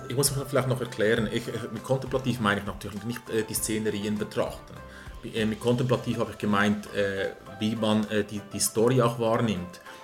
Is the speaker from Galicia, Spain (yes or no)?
yes; Galicia, Spain; moved away; das relativ nahe ist, wo ich herkomme